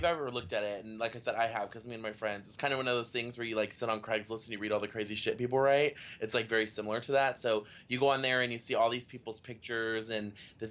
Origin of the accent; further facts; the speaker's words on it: Dallas, Texas, United States; We're both from Dallas, Texas